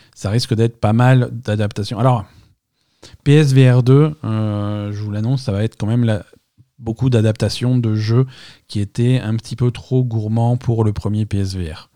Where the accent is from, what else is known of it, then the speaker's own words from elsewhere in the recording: France; chez nous en France